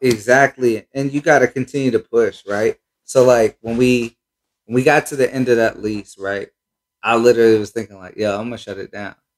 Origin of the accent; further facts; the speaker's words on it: Cincinnati, Ohio, United States; also born or lived in Minnesota / Columbus; I'm from Cincinnati, uh, but you know I did a, a little time in Minnesota